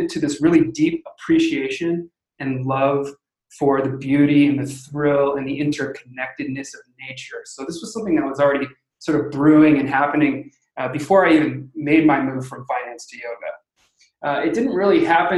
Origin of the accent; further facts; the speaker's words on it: Los Angeles, California, United States; my hometown, just inland in Los Angeles